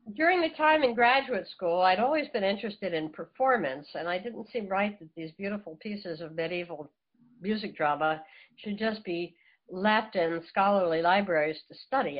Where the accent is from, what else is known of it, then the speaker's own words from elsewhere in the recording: Philadelphia, Pennsylvania, United States; I was raised in the in the Philadelphia area